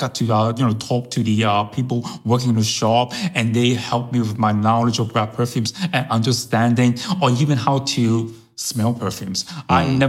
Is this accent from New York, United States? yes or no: yes; New York, United States; first language Chinese; English is a second language; also born or lived in Hong Kong; I was born in Hong Kong, but I was brought up in New York.